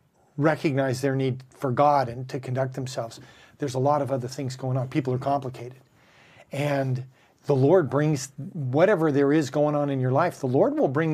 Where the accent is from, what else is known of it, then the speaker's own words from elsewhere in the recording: Bellflower, California, United States; I was born in Bellflower